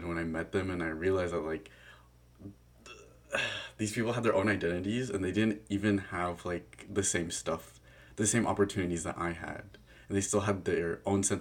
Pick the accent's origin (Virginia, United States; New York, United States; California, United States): California, United States; Chino Hills; growing up in Chino Hills